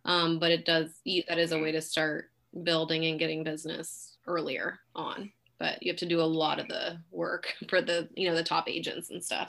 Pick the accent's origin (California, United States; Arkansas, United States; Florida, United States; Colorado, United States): California, United States; Pleasanton; also born or lived in Fremont, California; now in Dublin, United States; I was born in Fremont, but raised in Pleasanton